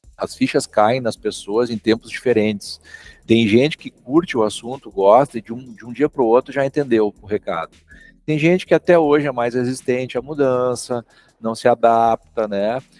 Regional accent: Santa Cruz do Sul, Rio Grande do Sul, Brazil; Sou aqui da cidade de Santa Cruz do Sul, Rio Grande do Sul

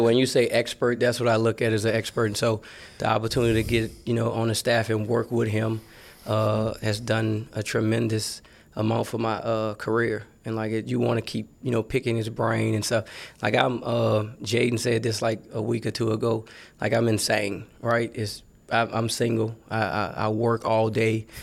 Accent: New Orleans, Louisiana, United States; I'm from New Orleans, Louisiana

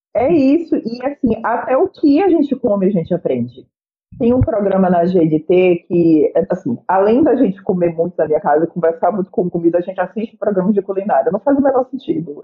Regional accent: Bahia, Brazil; eu sou baiana

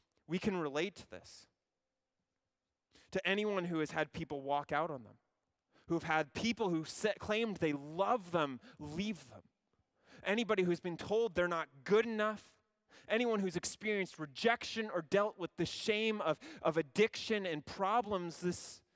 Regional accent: Ontario, Canada; I'm from Ontario

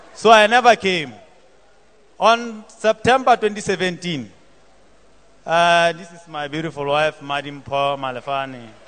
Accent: Lesotho; I come from Lesotho

